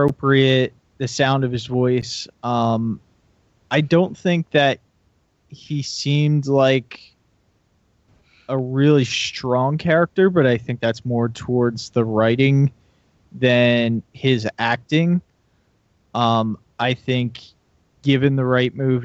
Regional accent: Philadelphia, Pennsylvania, United States; Born and raised in Philly

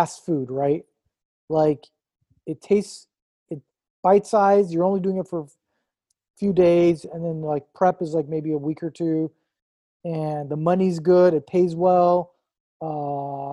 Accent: Long Beach, California, United States; also born or lived in Iran; I grew up in Long Beach

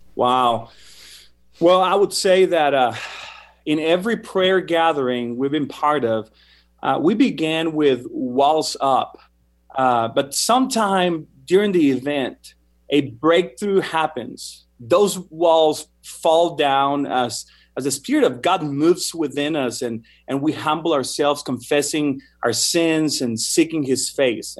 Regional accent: Mexico; moved away as an adult; also born or lived in Argentina; now in United States; the music style I grew up listening to in Mexico

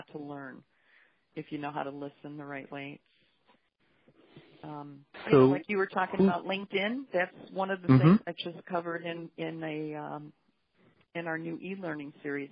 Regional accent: Chicago, Illinois, United States; moved away as an adult; also born or lived in Downers Grove, Illinois; now in South Carolina, United States; I'm a Chicago girl. Been born and raised there

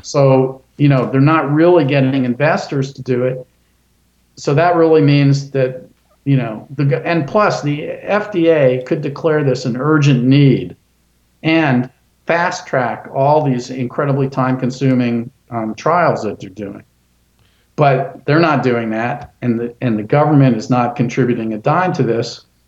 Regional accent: Sarasota, Florida, United States; also born or lived in Gainesville, Florida; I grew up in Sarasota.

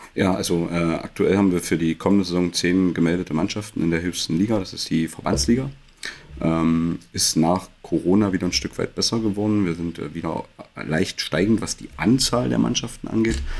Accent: Magdeburg, Saxony-Anhalt, Germany; gebürtiger Magdeburger

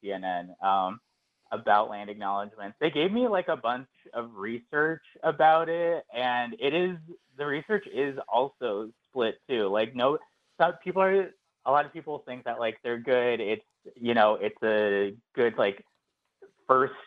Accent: Phoenix, Arizona, United States; moved away as an adult; now in New York, United States; I grew up in Phoenix, Arizona, and then I moved to New York, kind of a little bit after college.

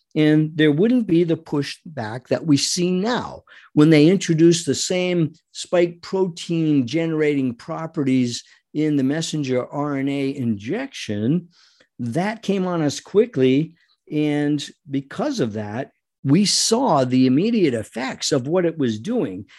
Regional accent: Rhode Island, United States; I was born and raised in Rhode Island, not far from New York

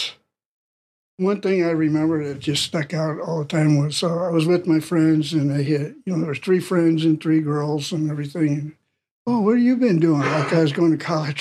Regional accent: St. Louis, Missouri, United States; I grew up real poor from North St. Louis. I'm from North St. Louis.

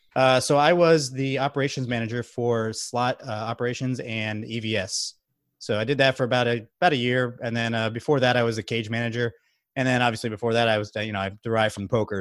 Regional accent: Margate, Florida, United States; moved away as an adult; also born or lived in Baltimore, Maryland; now in Texas, United States; I'm actually originally from South Florida. I've lived in, uh, Margate, Florida

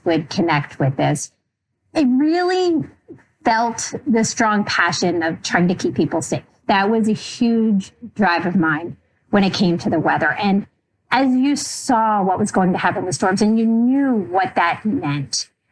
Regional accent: Pennsylvania, United States; I was at Penn State because I'm from Pennsylvania and it was in state

